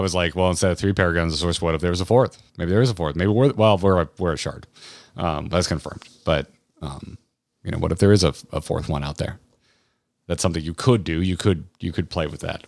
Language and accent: English; United States; I'm an American